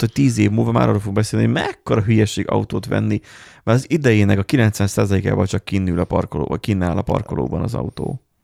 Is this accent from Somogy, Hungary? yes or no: no; Miskolc, Borsod-Abaúj-Zemplén, Hungary; mi meg Miskolciak vagyunk.